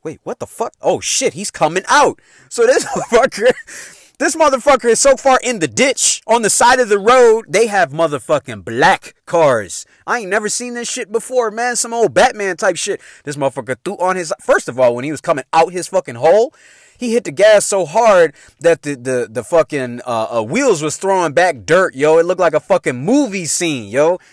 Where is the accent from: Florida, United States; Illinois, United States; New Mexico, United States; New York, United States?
Illinois, United States; Chicago; moved away